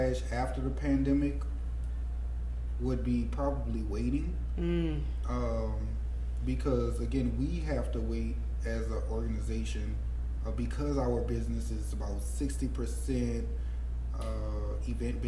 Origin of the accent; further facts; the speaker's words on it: New Orleans, Louisiana, United States; growing up in New Orleans mm-hmm. and being from New Orleans